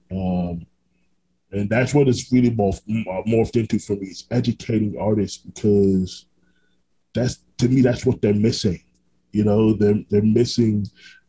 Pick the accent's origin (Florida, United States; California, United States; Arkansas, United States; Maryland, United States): Florida, United States; Orlando; also born or lived in Brooklyn, New York; I was raised in Orlando, Florida, which I still live here now